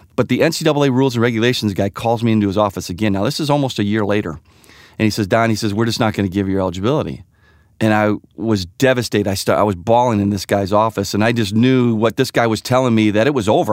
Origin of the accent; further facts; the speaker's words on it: Sugar Grove, Illinois, United States; ever since I was a little boy, um, growing up in Sugar Grove, Illinois